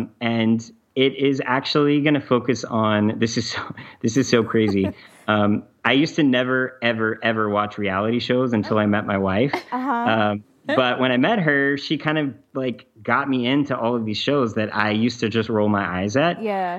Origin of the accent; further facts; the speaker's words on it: the South, United States; Andrea and I, my wife, we're both from the South, and we got engaged in Charleston, actually.